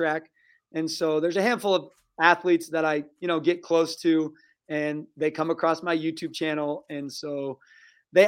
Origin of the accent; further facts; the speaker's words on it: Eastern Washington, United States; I grew up in Eastern Washington